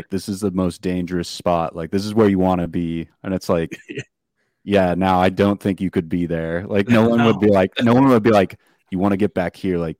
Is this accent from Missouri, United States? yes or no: no; California, United States; I know I'm from California